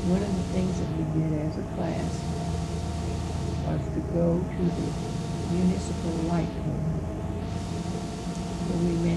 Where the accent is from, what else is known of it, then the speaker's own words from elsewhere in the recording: Marceline, Missouri, United States; I was from Marceline.